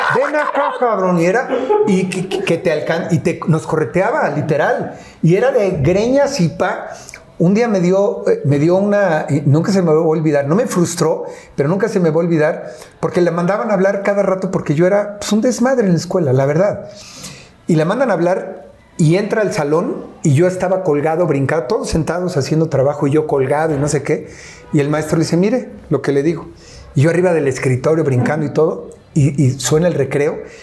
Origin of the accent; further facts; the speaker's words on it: Mexico City, Mexico; no solamente vivía, yo nací en Iztapalapa